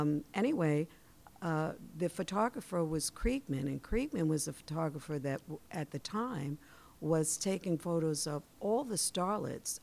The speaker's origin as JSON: {"language": "English", "town": "New York City", "region": "New York", "country": "United States", "tie": "born or raised there", "said": "that's from my hometown."}